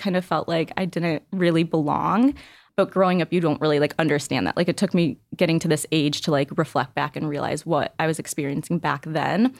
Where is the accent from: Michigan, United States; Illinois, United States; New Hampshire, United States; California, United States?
Illinois, United States; Northbrook; I grew up in a small suburb of Chicago. It's called Northbrook.